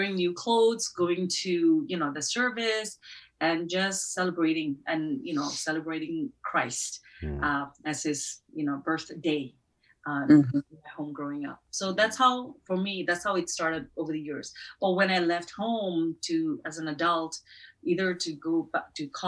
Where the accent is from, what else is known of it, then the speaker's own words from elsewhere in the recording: Nagaland, India; moved away; the northeastern part of India, and especially the state where we come from, Nagaland